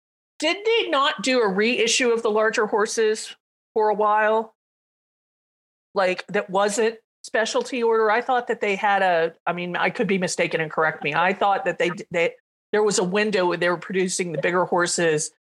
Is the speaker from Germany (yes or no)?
yes; Germany; also born or lived in California; I grew up in Germany, so there weren't any people had to ship me Breyers for one thing.